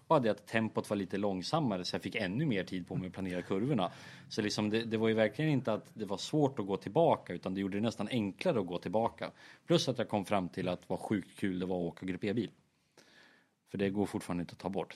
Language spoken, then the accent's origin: Swedish; Sweden; vi kom från Sverige